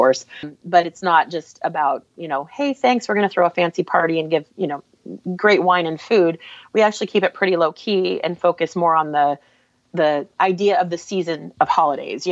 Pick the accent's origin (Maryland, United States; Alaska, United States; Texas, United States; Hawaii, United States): Alaska, United States; now in Portland, United States; I grew up in Alaska, but my family is all Portland people